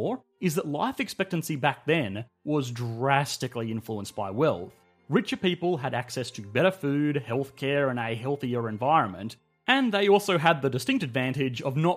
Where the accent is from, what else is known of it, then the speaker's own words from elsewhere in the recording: Australia; I am Australian, and multi-generational housing is quite rare here